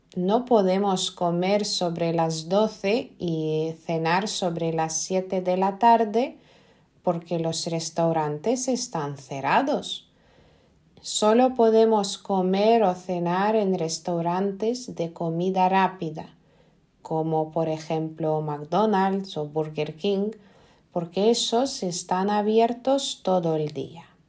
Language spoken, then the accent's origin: Spanish; Lithuania; Spanish is a second language; En Lituania yo creo que no somos tan amables